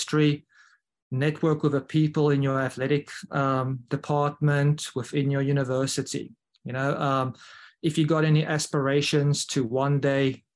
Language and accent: English; South Africa; now in Mobile, Alabama, United States; as a South African